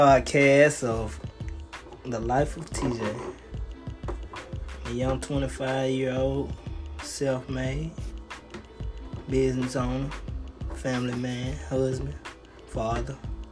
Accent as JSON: {"language": "English", "region": "Mississippi", "country": "United States", "tie": "born or raised there", "said": "Good Southern living. I'm from Mississippi, born and raised. Probably never gonna leave"}